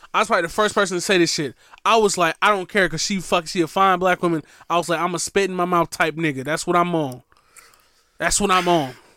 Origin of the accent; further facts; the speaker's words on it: Milwaukee, Wisconsin, United States; moved away; Milwaukee, Wisconsin